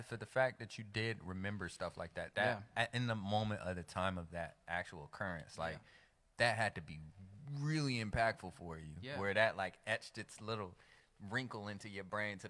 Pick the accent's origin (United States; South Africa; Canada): United States; Austell, Georgia; accent: country slang; I'm from Austell, Georgia. Yeah, like Marietta, Austell, okay. Smyrna. All right. Born and raised, baby.